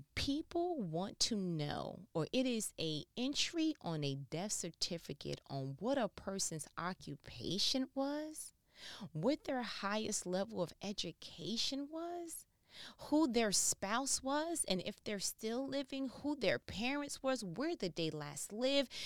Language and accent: English; New York, United States; I'm from New York